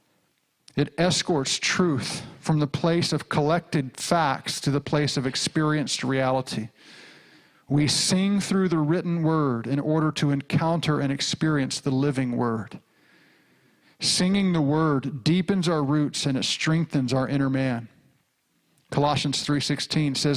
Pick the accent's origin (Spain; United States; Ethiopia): United States; rural Arkansas; I grew up in the Southern Baptist Church in rural Arkansas.